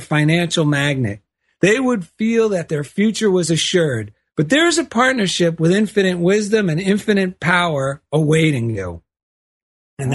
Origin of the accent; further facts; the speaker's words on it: East Coast, United States; now in Culver City, United States; I grew up on the East Coast shopping at Lord and Taylor all my life